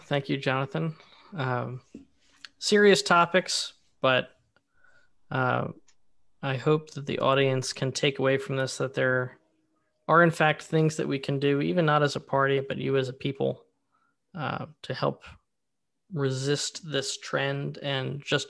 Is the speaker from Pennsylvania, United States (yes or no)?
yes; Philadelphia, Pennsylvania, United States; from Philly, your host for this evening's edition of the show.